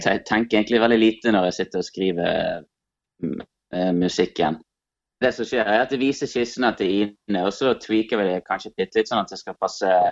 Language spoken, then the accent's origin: Norwegian; Bjørnafjorden municipality, Vestland, Norway; vi er fra Bjørnafjorden kommune